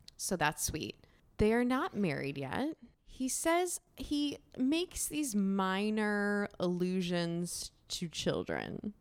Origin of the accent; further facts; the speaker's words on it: United States; we grew up two hours outside of New York